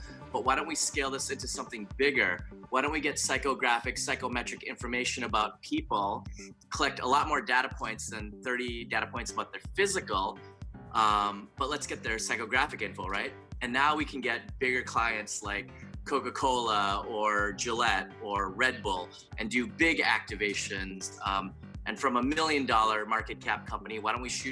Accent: Daegu, South Korea; I was born in Daegu, Korea, South Korea

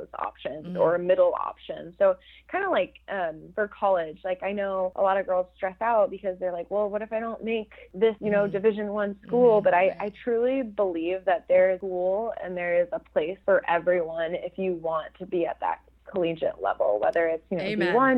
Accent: Phoenix, Arizona, United States; moved away as an adult; I'm from Phoenix, Arizona

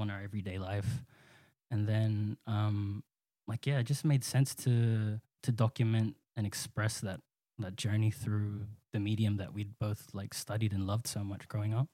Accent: Sydney, New South Wales, Australia; both born and raised in Western Sydney. Um, I I grew up and still live in Pendle Hill.

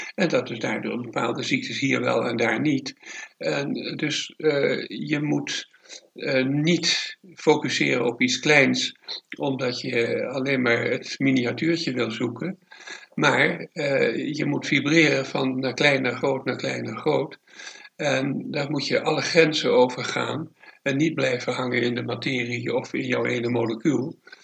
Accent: Amsterdam, North Holland, Netherlands; now in Het Gooi, Netherlands; ik ben in Amsterdam geboren, daar eh, het, eh, van lagere school, middelbare school

